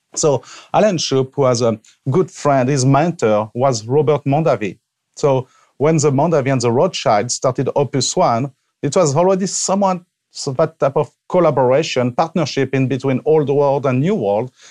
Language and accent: English; Avignon, Provence-Alpes-Côte d'Azur, France; moved away as an adult; now in Washington State, United States; I was born and raised in France, obviously, and so in the south of France, in, uh, Provence, Avignon